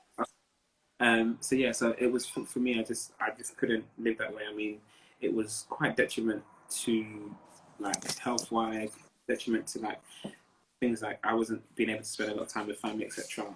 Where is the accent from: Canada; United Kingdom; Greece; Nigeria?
Nigeria; I'm Nigerian. Um, Nigerian. Both, both my parents are Yoruba